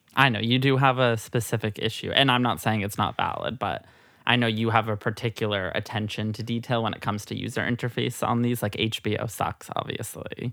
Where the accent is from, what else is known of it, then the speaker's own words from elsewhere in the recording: Midwest, United States; also born or lived in New Hampshire; now in New York, United States; a little Midwest gal. I was born I was born in New Hampshire, though Southern New Hampshire, not far from Boston